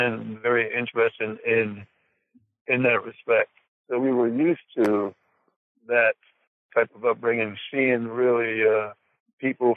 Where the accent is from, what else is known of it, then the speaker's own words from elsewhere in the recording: Mount Holly, New Jersey, United States; also born or lived in Fort Dix, New Jersey; I was born in Fort Dix, New Jersey, and was raised my whole life in New Jersey, in a town called Mount Holly, New Jersey.